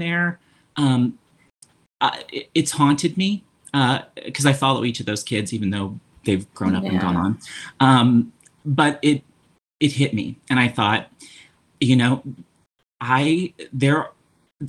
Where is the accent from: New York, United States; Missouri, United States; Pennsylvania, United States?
Missouri, United States; Jefferson City; now in St. Louis, United States; I live in St. Louis, but I grew up in Jefferson City, Missouri